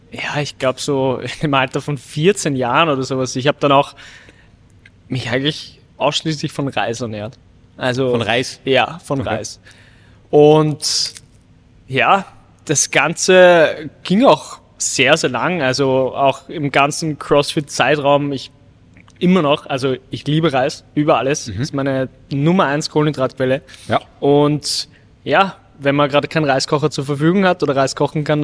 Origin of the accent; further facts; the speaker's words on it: Vienna, Austria; Ich bin in Wien aufgewachsen.